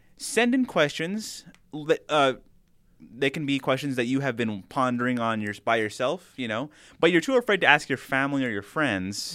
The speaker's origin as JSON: {"language": "English", "town": "El Paso", "region": "Texas", "country": "United States", "tie": "born or raised there", "moved": "yes", "said": "I am gonna be drive home to El Paso, my hometown"}